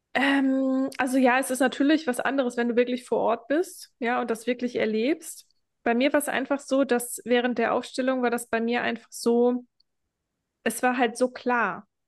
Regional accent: Germany; now in Lanzarote, Spain; ich verlasse jetzt das Land, wo ich geboren worden bin

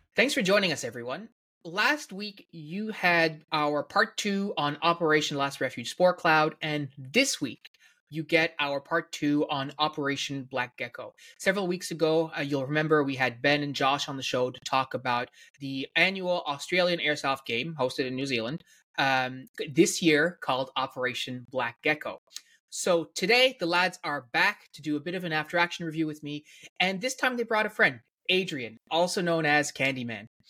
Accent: Newfoundland and Labrador, Canada; as a Newfoundlander

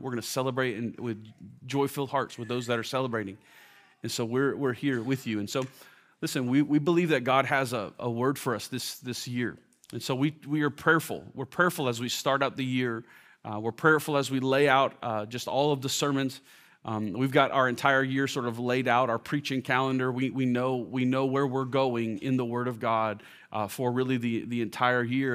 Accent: Orlando, Florida, United States; now in Washington, D.C., United States; I grew up in Orlando

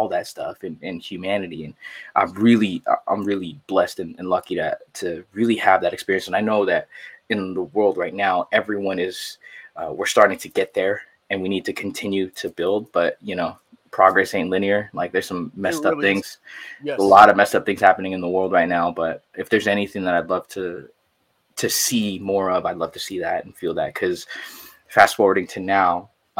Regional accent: San Jose, California, United States; moved away as an adult; also born or lived in Quezon City, Philippines / Los Angeles; now in San Diego, United States; I grew up in San Jose. Shout out to the 408 one time, Eastside San Jose

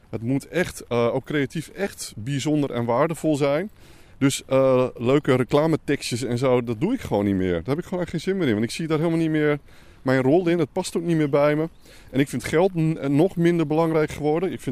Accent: Slochteren, Groningen, Netherlands; born there; Mijn geboortegrond.

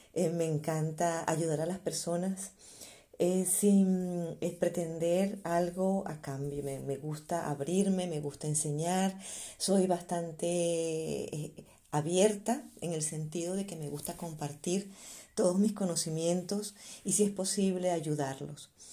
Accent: Venezuela; moved away as an adult; also born or lived in Spain; now in Germany; yo también soy venezolana

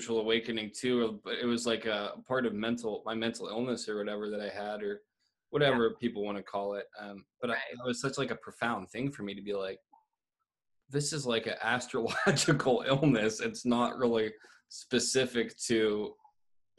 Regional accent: Ohio, United States; moved away; also born or lived in Northern California; growing up in Ohio, there really is that harsh, abrupt change

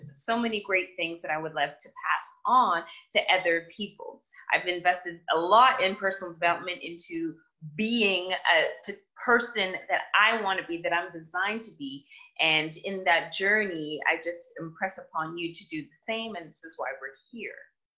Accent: Toronto, Ontario, Canada; I come from Toronto, Canada

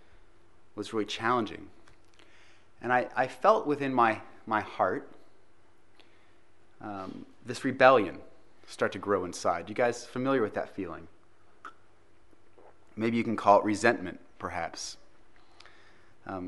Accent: United States; accent: American; now in Christchurch, New Zealand; my American accent and my American sports where we wear pads

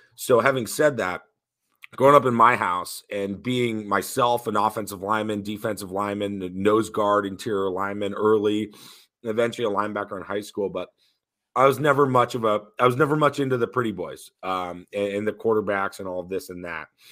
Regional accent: Newton, Massachusetts, United States; I grew up in Newton, Massachusetts, about seven miles west of Boston.

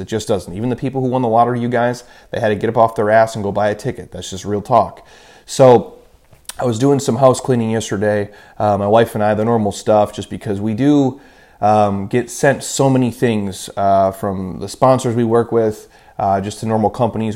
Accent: Midwest, United States; I grew up in the Midwest

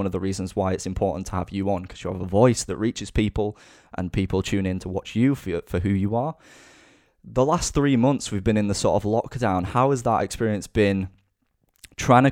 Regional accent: Yorkshire and the Humber, United Kingdom; accent: Northern Yorkshire; my accent stands out because I'm the old, you know, Northern Yorkshire lad

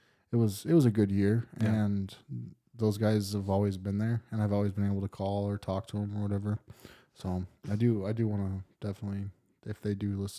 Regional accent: East River, South Dakota, United States; I guess I'm from East River

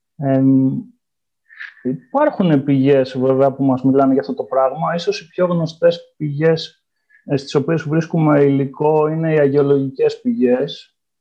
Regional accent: Ioannina, Epirus, Greece; moved away as an adult; also born or lived in Istanbul, Turkey; now in Vienna, Austria; γεννήθηκα στα Γιάννενα, όπου έκανα και τι ε, σπουδέ μου

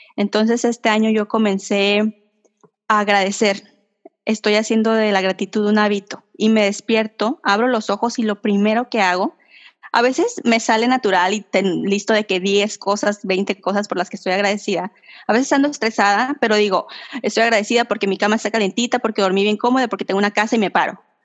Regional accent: Mexico; soy la típica mexicana que vive al límite

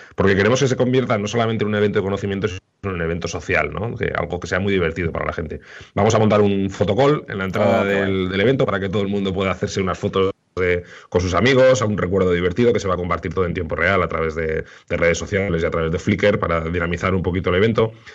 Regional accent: Irún, Basque Country, Spain; en Guipúzcoa y en concreto en mi pueblo, en Irún

